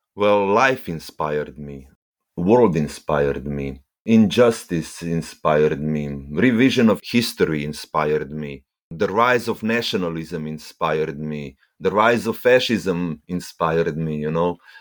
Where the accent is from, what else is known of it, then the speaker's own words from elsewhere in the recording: Ljubljana, Slovenia; I am from Ljubljana, the capital of Slovenia